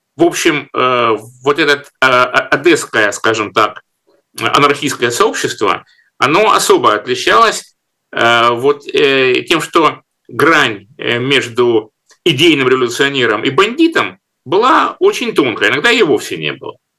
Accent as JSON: {"language": "Russian", "town": "Rostov-on-Don", "region": "Rostov Oblast", "country": "Russia", "tie": "born or raised there", "said": "Ростов-Папа, мой родной город"}